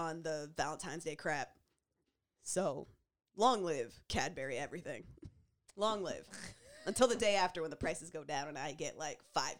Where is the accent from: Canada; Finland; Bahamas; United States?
Canada; as black and as Canadian as we are, with zero apologies for it